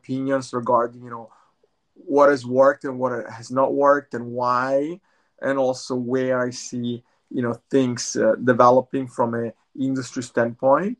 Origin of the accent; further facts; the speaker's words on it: Italy; moved away as an adult; now in Bay Area, United States; I'm originally from Italy, but I'm based in the Bay Area. I've been in the Bay Area for over 20 years.